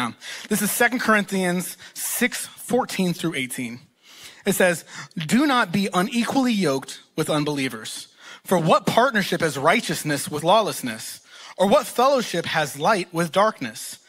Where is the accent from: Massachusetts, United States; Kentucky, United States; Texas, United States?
Texas, United States; East; they both went to college in East Texas, and that's where they met, and that's where they got married and had me. So I am from Texas